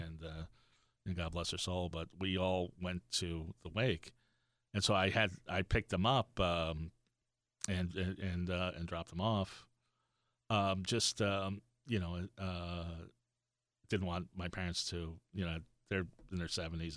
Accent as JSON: {"language": "English", "region": "Florida", "country": "United States", "tie": "born or raised there", "also_born_or_lived": "Brooklyn, New York / Miami, Florida / Fort Lauderdale, Florida"}